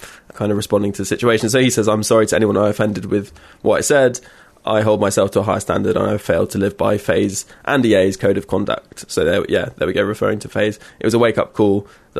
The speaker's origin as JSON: {"language": "English", "region": "London", "country": "United Kingdom", "said": "I'm from London as well"}